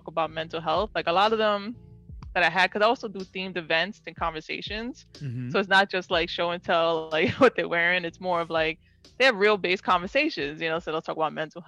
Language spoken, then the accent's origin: English; New York City, New York, United States; And I grew up in New York City, grew up in the Bronx